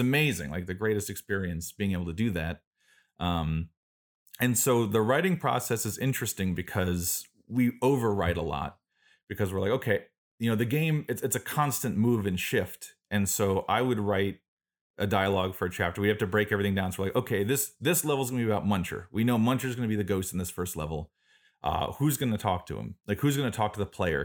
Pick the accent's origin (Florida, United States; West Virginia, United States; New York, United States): Florida, United States; Florida Keys, United States; I grew up in South Florida in the Florida Keys on an island.